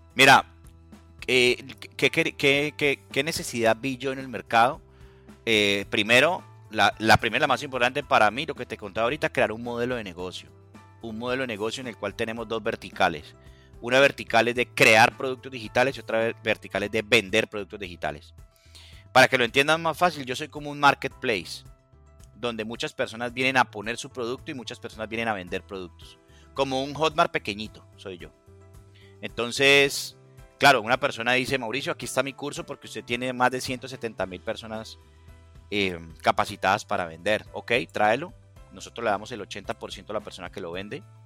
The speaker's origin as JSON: {"language": "Spanish", "town": "Cali", "region": "Valle del Cauca", "country": "Colombia", "moved": "yes", "lives_now": "United States", "said": "soy de Cali, Colombia, vivo en Estados Unidos en este momento"}